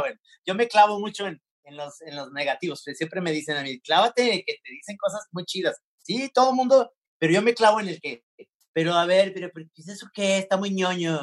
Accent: Mexico; somos mexicanos

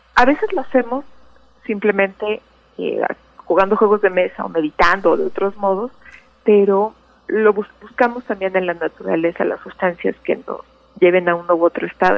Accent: Mexico

